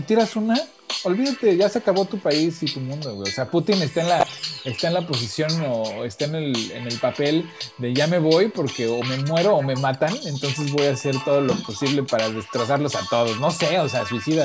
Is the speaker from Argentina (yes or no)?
no; Mexico; also born or lived in United States; soy mexicano, pero también soy gringo